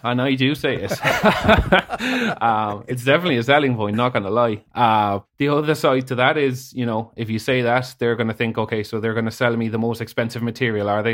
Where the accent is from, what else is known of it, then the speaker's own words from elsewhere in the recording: Spain; moved away as an adult; now in Ireland; I was born in Spain, a Irish mother, Spanish dad